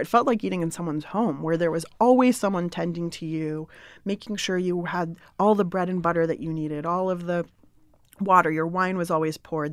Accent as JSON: {"language": "English", "town": "San Diego", "region": "California", "country": "United States", "tie": "born or raised there", "also_born_or_lived": "Berkeley, California", "said": "I grew up in San Diego, and so I came to Northern California to go to college"}